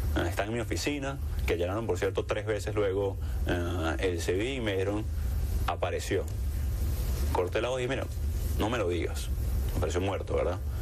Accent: La Guaira, Venezuela; La Guaira, mi pueblo natal

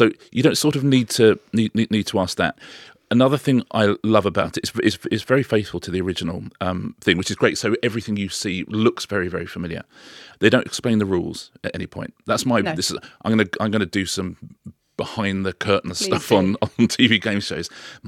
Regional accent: United Kingdom; I'm British.

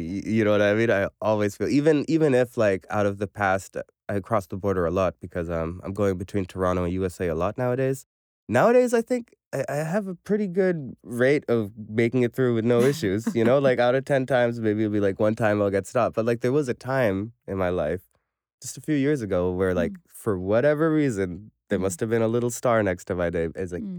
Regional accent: Pakistan; as a Pakistani, I know that I am so blessed to have this blue passport.

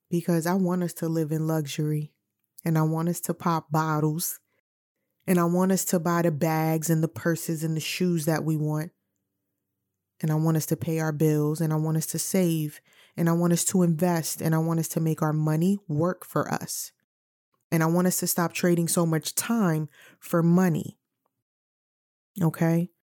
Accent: New York City, New York, United States; now in Virginia, United States; I'm from New York City

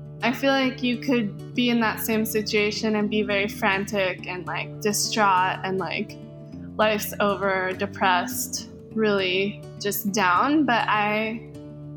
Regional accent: Hawaii, United States; I'm born and raised in Hawaii

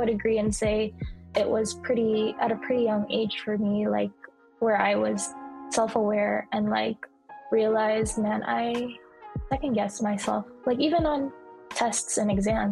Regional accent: United States; as a Filipino American second generation, that's, you know, I'm second generation Filipino

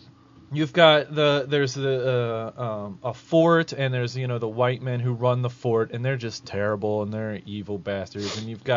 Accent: Ohio, United States; I'm from Ohio, so Tecumseh is like everybody knows who Tecumseh is.

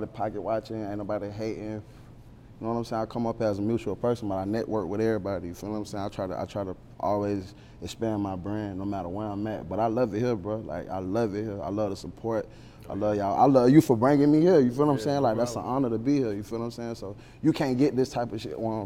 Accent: Riviera Beach, Florida, United States; I'm really from Riviera Beach. That's a part of Palm Beach County, but it's not West Palm Beach.

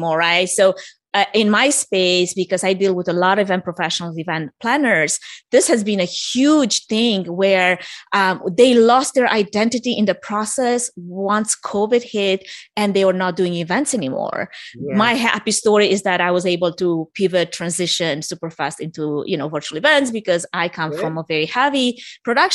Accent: Romania; moved away; I'm originally from Romania for anyone that's sensing an accent

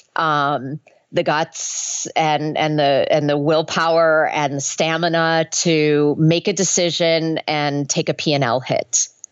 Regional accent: Minnesota, United States; I grew up in Minnesota went to the University of Minnesota

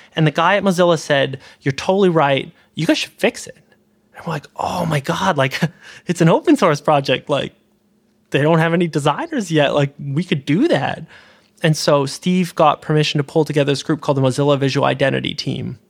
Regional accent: Canada; moved away as an adult; now in California, United States; I'm a Canadian citizen.

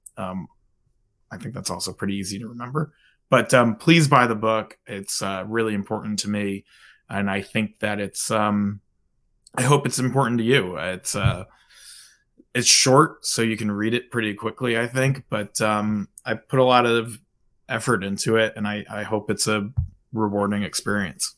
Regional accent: New Jersey, United States; moved away; I'm originally from New Jersey

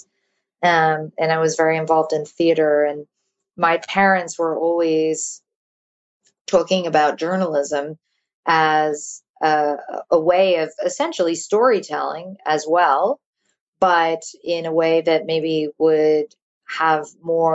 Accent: London, United Kingdom; moved away as an adult; also born or lived in New York / United States; I was born in London. And then I moved to New York when I was 2. And then I moved back to London when I was 8. Mm-hmm. And then I moved back to the U.S. when I was 18 for college

